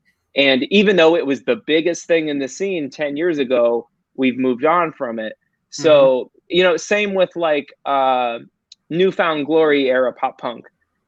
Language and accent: English; Ohio, United States; My dad is a lifelong Browns fan. Because we're from Ohio.